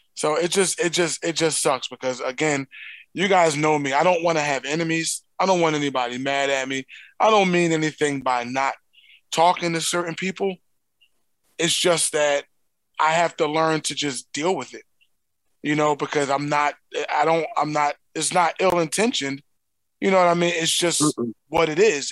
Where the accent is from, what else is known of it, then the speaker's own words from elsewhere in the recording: Philadelphia, Pennsylvania, United States; accent: Philly; my native tongue, which is, you know, my Philly speech